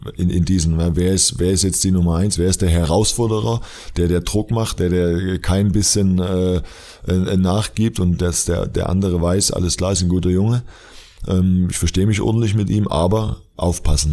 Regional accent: Dresden, Saxony, Germany; moved away; also born or lived in Leverkusen; ich komme aus Dresden ursprünglich

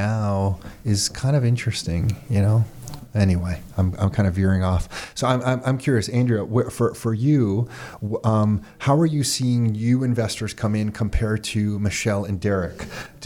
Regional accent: Canada; being born here, I've always just thought, okay, this is my home base

